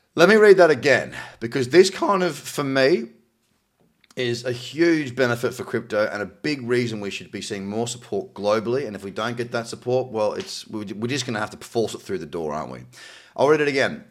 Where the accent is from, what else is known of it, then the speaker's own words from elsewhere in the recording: Australia; my home country of Australia